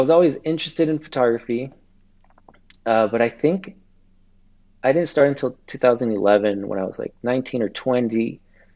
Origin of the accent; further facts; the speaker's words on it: Los Angeles, California, United States; also born or lived in Ventura County, California; I'm from California, and I grew up in Los Angeles, and I'm currently living in Ventura County right now.